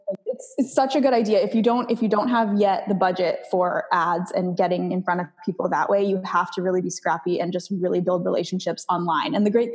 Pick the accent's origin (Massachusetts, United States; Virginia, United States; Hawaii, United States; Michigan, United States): Hawaii, United States; Maui; So, so I started off in Maui and I actually lived there for a few years growing up, and then I got married there.